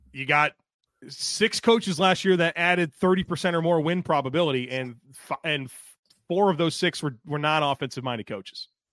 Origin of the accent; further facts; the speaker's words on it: Buffalo, New York, United States; now in North Carolina, United States; I was born in Buffalo, New York. I grew up a Sabres fan.